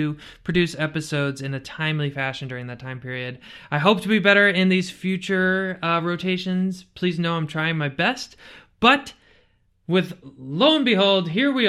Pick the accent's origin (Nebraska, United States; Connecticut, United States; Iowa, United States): Connecticut, United States; a white boy from Connecticut